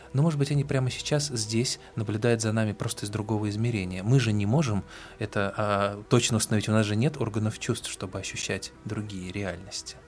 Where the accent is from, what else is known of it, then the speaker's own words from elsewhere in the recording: Moscow, Russia; мы, москвичи